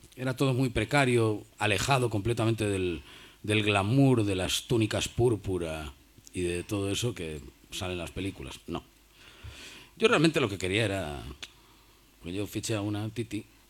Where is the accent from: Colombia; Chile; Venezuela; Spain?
Spain; Cantabria; moved away; also born or lived in Madrid / New York; los cántabros hemos hecho escuela